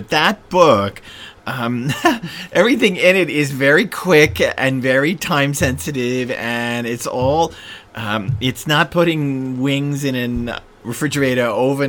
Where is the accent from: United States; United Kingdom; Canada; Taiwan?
United States; the South; as a Southerner.